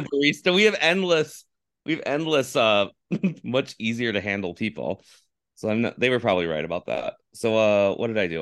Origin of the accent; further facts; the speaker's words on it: Finger Lakes, upstate New York, United States; moved away as an adult; also born or lived in Alaska; now in California, United States; I grew up in the Finger Lakes